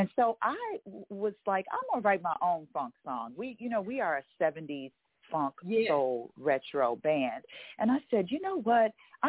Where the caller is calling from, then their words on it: Los Angeles, California, United States; Calling from Los Angeles. That's where we're based out